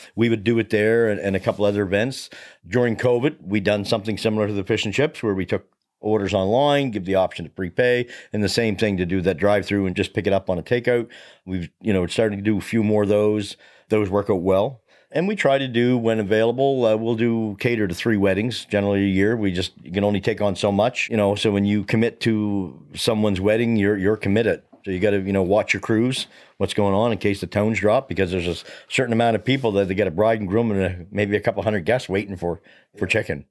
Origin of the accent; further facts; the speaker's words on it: Hubbards, Nova Scotia, Canada; moved away as an adult; also born or lived in Chester, Nova Scotia; now in Middleton, Canada; I come from the South Shore, so here in the Valley, I'm one of those from away guys although I've been here 23, 24 years, I spent a lot of time around growing up around uh, Hubbard's and Black Point fire departments